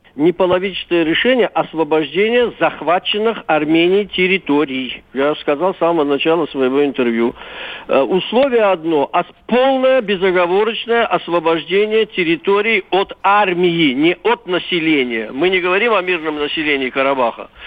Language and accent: Russian; Azerbaijan; я, азербайджанец, мне семьдесят пять лет